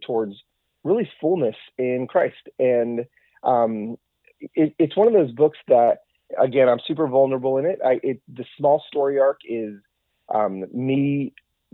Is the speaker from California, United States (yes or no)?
yes; Southern California, United States; moved away as an adult; also born or lived in Atlanta; now in Nashville, United States; we're from Southern California, all our family's there